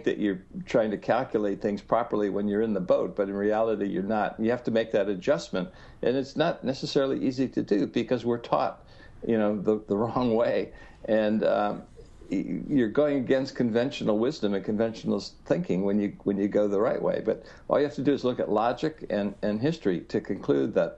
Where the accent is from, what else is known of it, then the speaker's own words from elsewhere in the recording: Ohio, United States; as a young boy in the 1950s growing up in Ohio.